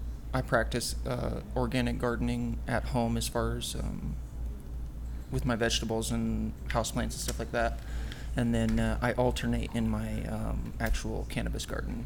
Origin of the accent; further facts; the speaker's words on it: Lincoln, Nebraska, United States; moved away; I'm originally from Lincoln, Nebraska.